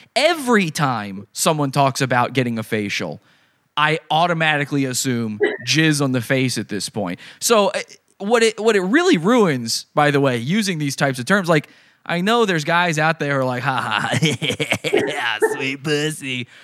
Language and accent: English; Virginia, United States; my, my home state of Virginia